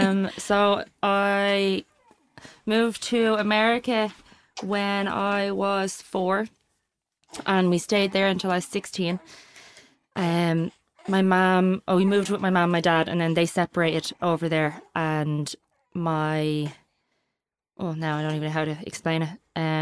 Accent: United States; But because I grew up in the States, we didn't get like stews often.

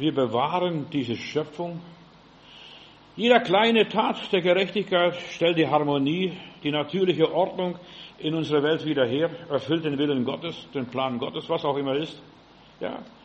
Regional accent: Germany; wir sind Deutsche

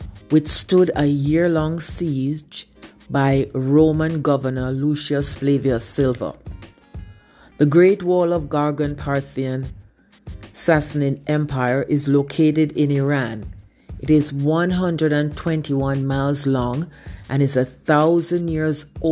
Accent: Jamaica; I learned in primary school growing up in Jamaica.

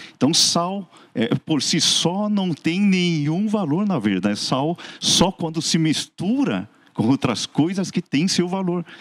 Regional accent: Seoul, South Korea; now in Santo André, Brazil; eu sou coreano, nascido na Coreia mesmo, no Hospital Adventista, lá em Seul

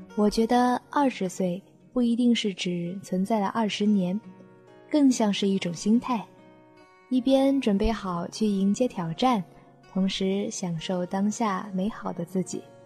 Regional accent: Guilin, Guangxi, China; 我在我的家乡广西桂林向你问好

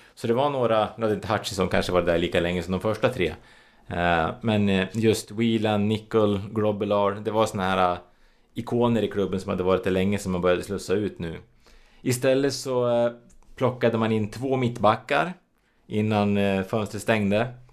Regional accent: Sweden; vi svenskar

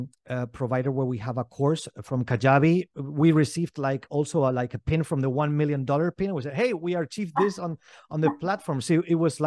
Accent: Valencian Community, Spain; I grew up here in Spain. My father is German. My mother is Greek.

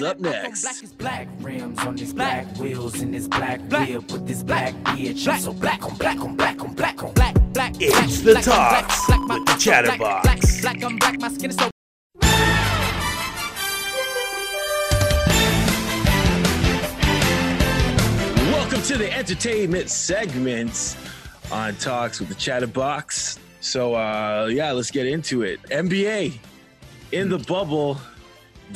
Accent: Canada; As a Canadian Black man who has experienced racism from birth till now

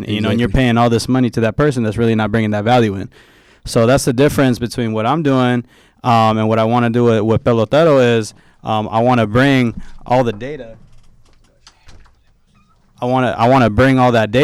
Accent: Bay Area, California, United States; I'm from the Bay, man.

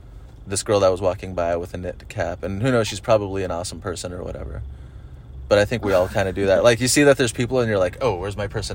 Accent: Huntington Beach, California, United States; I'm from Huntington. Well, sort of.

